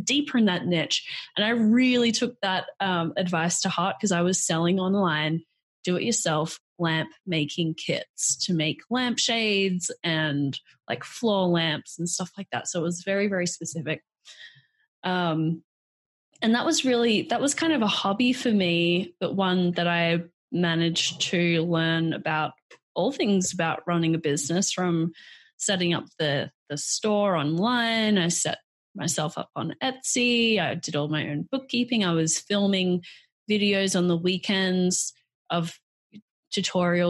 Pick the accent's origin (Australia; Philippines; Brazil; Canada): Australia; moved away as an adult; also born or lived in New York; So I'm Australian, born and raised in Australia